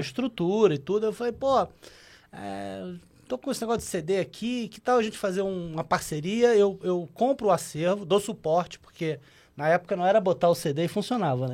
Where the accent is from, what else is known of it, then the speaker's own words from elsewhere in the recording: Rio de Janeiro, Brazil; Eu sou carioca